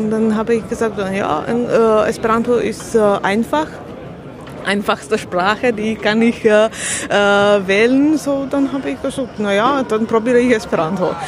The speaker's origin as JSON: {"language": "German", "country": "Slovakia", "second_language": "German", "said": "ja also ich komme aus der Slowakei. So, äh, ich, äh, ich spreche Deutsch, aber nicht so gut."}